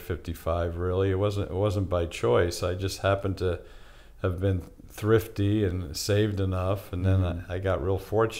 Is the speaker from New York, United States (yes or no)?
yes; New York, United States; I grew up in New York, and I'm a New York sports fan across the board